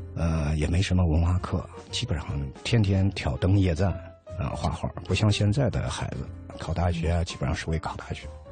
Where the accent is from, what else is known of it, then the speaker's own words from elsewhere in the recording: Henan, China; moved away; also born or lived in Kassel, Germany; 我是河南的